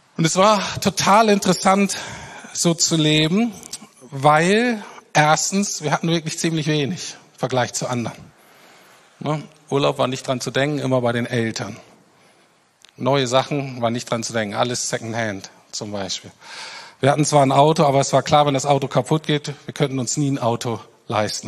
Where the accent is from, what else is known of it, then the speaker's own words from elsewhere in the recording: Germany; wir als Deutsche